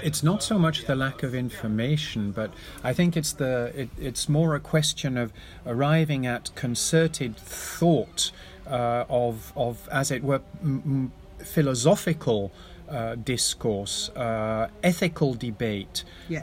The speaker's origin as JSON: {"language": "English", "region": "England", "country": "United Kingdom", "moved": "yes", "lives_now": "Netherlands", "said": "I'm English, but I also live in the Netherlands"}